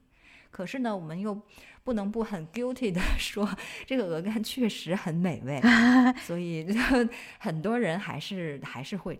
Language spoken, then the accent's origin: Chinese; China; 我觉得它们那个壳儿长得就完全和我认知里面从小在中国见到的蜗牛不一样